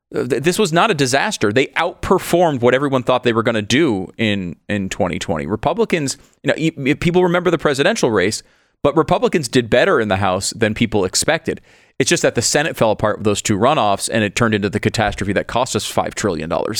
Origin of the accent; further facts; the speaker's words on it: Connecticut, United States; Constitution State, I grew up in Connecticut.